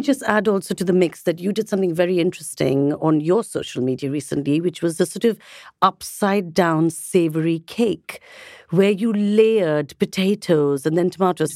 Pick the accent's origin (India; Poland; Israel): India; I'm obviously from India